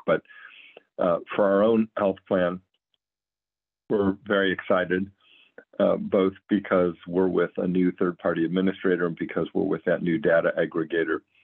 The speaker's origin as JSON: {"language": "English", "town": "Cleveland", "region": "Ohio", "country": "United States", "tie": "born or raised there", "also_born_or_lived": "Providence, Rhode Island / New Orleans, Louisiana / Los Angeles, California", "moved": "as an adult", "said": "Moved my family back to Cleveland, where I was born and raised about 15 years ago"}